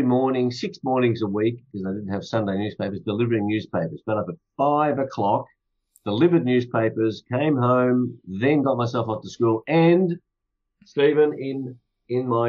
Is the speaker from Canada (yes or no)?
no; Australia; my parents forced me to speak Hungarian when I was born here in Australia.